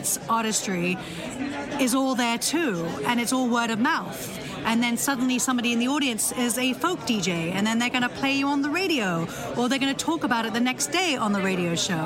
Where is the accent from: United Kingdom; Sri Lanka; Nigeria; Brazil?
United Kingdom; London; now in New York City, United States; I'm originally from London, England.